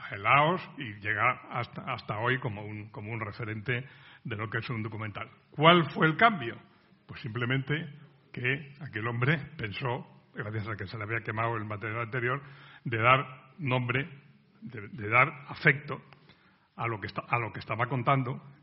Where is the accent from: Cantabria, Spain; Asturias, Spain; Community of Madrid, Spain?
Cantabria, Spain; moved away; busqué cuando vine de mi provincia natal, de Cantabria, quise matricularme en la escuela de periodismo